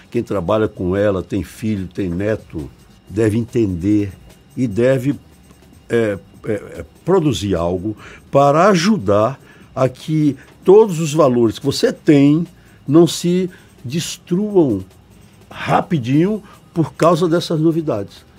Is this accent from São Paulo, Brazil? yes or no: no; Bahia, Brazil